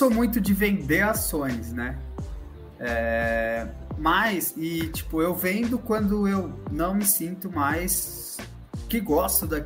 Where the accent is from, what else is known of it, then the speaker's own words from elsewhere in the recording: Jundiaí, São Paulo, Brazil; Mas eu sou de Jundiaí, mano.